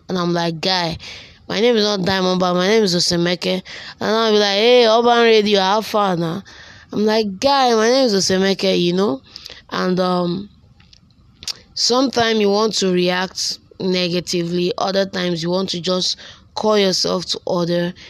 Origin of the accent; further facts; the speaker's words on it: Delta, Nigeria; now in Enugu State, Nigeria; I hail from Delta State and Yochonot local government